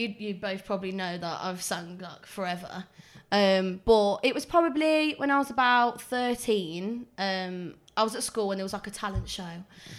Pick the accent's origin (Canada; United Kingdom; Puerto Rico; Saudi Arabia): United Kingdom; Swadlincote, East Midlands; I'm a girl. 20. I'm from Swad and I'm a singer.